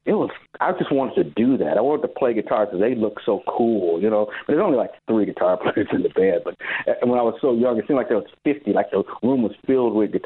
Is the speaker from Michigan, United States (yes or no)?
yes; Detroit, Michigan, United States; growing up in Detroit, I remember down the street from us